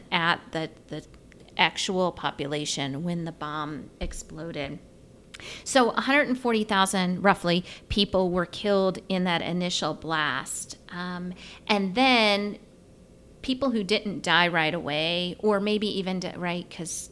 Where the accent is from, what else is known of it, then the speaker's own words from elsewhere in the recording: United States; as an American